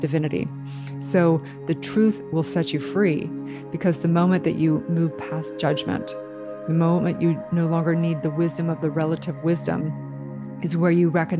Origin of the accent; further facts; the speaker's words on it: California, United States; as a little girl growing up in California